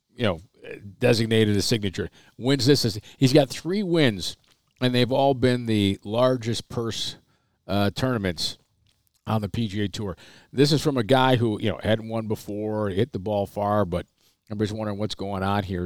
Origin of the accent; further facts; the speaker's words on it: Waterloo, New York, United States; growing up in Waterloo, New York